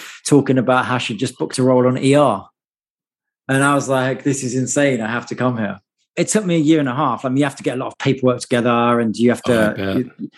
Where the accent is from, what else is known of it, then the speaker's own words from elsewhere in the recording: United Kingdom; moved away as an adult; now in United States; even though I've lived in America now for 15 years, as you can hear, I haven't properly lost my accent at all